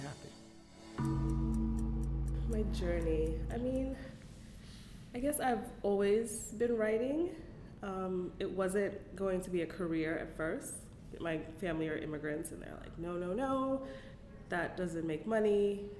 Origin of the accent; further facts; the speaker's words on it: New York City, New York, United States; I was raised in Bed-Stuy, and so that's the people that I grew up